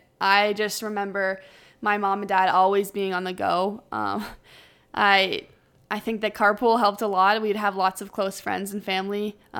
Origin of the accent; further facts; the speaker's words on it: Ottawa, Ontario, Canada; So I grew up with an older brother who basically played hockey his whole life.